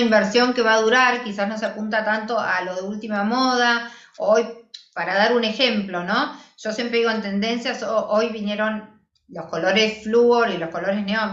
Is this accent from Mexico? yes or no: no; Argentina; cómo somos las argentinas a la hora de vestirnos